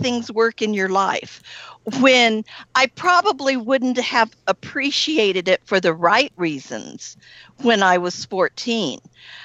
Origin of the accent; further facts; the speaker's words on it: Northeast Texas, United States; I grew up in Northeast Texas in the Bible Belt of Texas